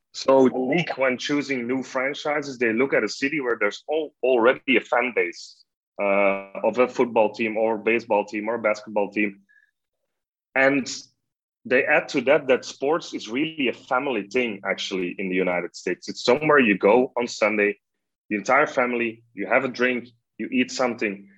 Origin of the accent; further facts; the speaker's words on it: Belgium; i'm just a belgian journalist